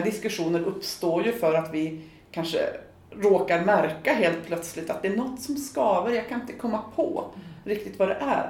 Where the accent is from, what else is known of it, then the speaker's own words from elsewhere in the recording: Kramfors, Västernorrland County, Sweden; moved away; also born or lived in Växjö; Jag kommer ju från Kramfors i Ångermanland